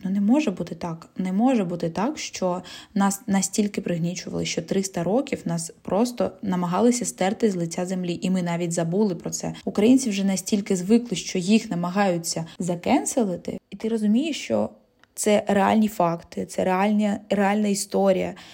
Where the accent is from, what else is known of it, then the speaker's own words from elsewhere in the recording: Zaporizhzhia, Zaporizhzhia Oblast, Ukraine; first language Russian; Ukrainian is a second language; Я родом з міста Запоріжжя і усе своє життя я розмовляла російською мовою